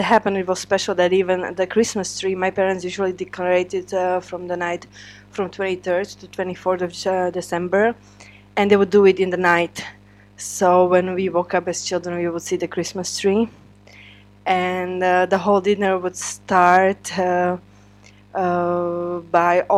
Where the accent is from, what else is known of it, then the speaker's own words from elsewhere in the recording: Spišská Nová Ves, Košice Region, Slovakia; now in Czech Republic; I'm actually from Spiska Nová Ves, which is eastern part of Slovakia.